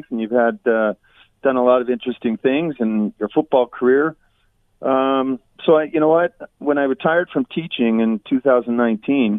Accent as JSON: {"language": "English", "town": "Vancouver", "region": "British Columbia", "country": "Canada", "tie": "born or raised there", "moved": "yes", "lives_now": "Hamilton, Canada", "said": "my hometown, in BC Place in Vancouver, right? My old hometown. Hamilton's my hometown now"}